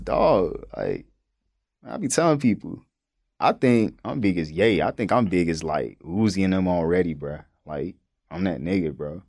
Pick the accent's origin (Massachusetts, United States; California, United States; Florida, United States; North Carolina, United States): North Carolina, United States; me growing up in North Carolina